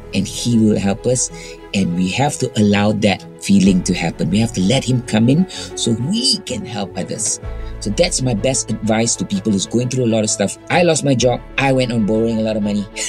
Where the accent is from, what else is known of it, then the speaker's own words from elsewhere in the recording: Kuala Lumpur, Malaysia; now in Singapore; Saya asal Kuala Lumpur, anak jati, dibesarkan di Kuala Lumpur, sekolah pun di Kuala Lumpur.